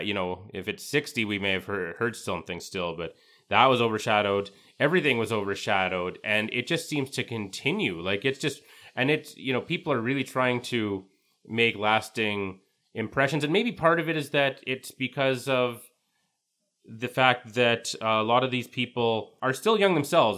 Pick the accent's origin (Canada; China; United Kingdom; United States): Canada; as a Canadian